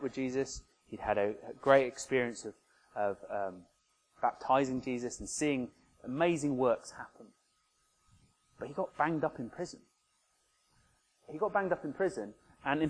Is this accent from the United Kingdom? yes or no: yes; Oxford, South East England, United Kingdom; My hometown of Oxford